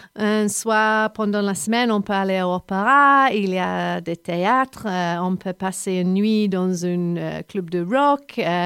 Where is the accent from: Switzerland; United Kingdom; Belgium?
United Kingdom; England; French is a second language; moved away as an adult; also born or lived in London; now in Montpellier, France; je suis anglaise